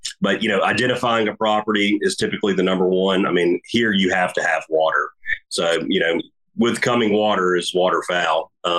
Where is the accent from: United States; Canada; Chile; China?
United States; also born or lived in Birmingham, Alabama; I grew up on the Coosa River. So I'm a river rat